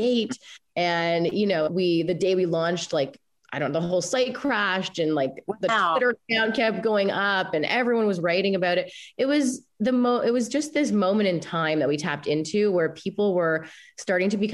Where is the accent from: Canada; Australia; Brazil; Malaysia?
Canada; me, I think, being Canadian